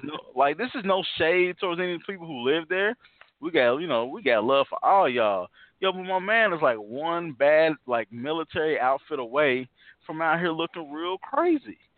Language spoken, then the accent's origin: English; Indianapolis, Indiana, United States; we know we're both from Naptown, East Side